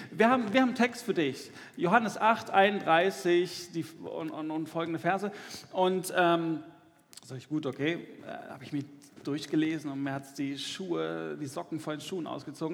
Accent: Dortmund, North Rhine-Westphalia, Germany; im Ruhrgebiet, wo ich herkomme, ich komme aus Dortmund

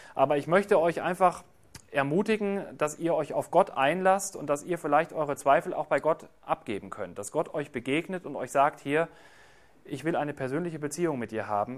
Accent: Germany; bei uns in Deutschland

